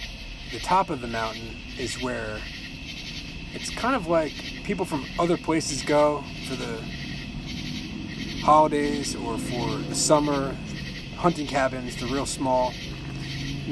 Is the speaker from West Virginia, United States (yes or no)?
no; about 2.5 hours south of Albany, New York, United States; now in Johnson City, United States; My hometown is about 2.5 hours south of Albany